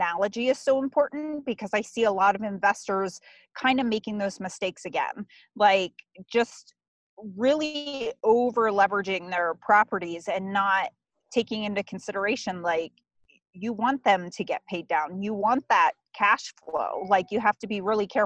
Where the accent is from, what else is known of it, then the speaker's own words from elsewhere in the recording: Pennsylvania, United States; I'm from Pennsylvania originally. Well, that's where I live full time